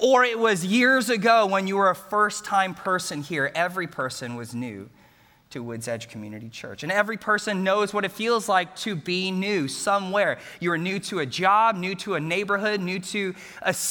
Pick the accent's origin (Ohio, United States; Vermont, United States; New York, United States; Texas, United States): Texas, United States; Bellaire; I grew up in Bel Air, Texas, graduated from Bel Air High School